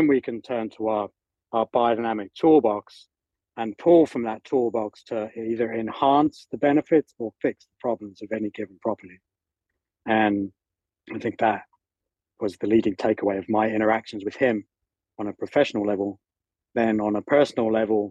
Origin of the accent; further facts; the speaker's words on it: England, United Kingdom; moved away as an adult; also born or lived in Northern California; I was living over there with my mom, and being British